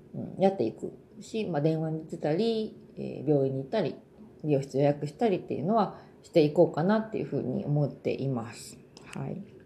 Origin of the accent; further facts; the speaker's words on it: Japan; moved away as an adult; now in South Korea; 日本人日本で育った、まあ、故郷